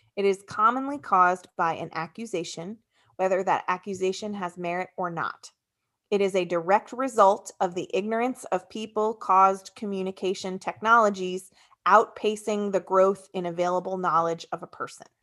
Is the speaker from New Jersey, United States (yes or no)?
yes; New Jersey, United States; New Jersey. Welcome, my home state.